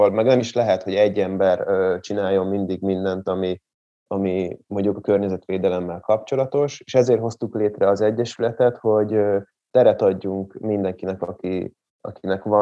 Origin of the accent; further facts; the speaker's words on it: Nagymaros, Pest, Hungary; also born or lived in Kismaros / Zebegény; Nagymaroson nőttem föl, de az általános iskolát már Kismaroson fejeztem be, aztán átköltöztem Zebegénybe, most megint Nagymaroson lakok, de nem sokára megint visszaköltözök Zebegénybe